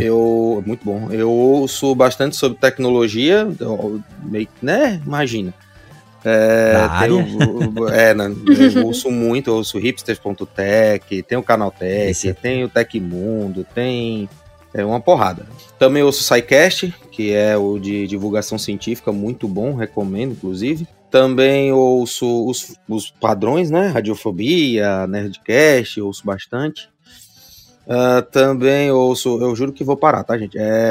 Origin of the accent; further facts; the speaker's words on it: Aracaju, Sergipe, Brazil; eu sou aqui de Aracaju, Sergipe